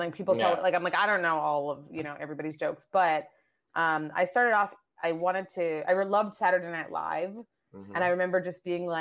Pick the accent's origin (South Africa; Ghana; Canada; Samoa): Canada; also born or lived in Nigeria / Asia / France; I moved to Canada. I grew up in Canada.